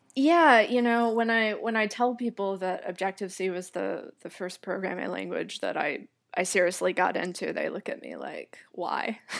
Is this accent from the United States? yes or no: yes; Atlanta, Georgia, United States; accent: American; moved away; also born or lived in Taipei; I was, um, born and raised in Atlanta, Georgia